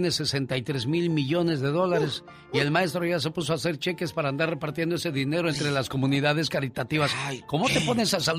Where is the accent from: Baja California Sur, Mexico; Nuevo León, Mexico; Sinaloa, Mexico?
Nuevo León, Mexico; Monterrey; moved away; Un día salí de Monterrey, Nuevo León, México. Pero Monterrey, Nuevo León, México nunca salió de mí.